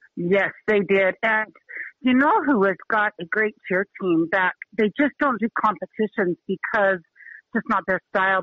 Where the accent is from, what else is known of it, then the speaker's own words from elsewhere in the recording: Utah, United States; now in Helena, United States; my high school, where I grew up in Utah, was seven years in a row uh, state champs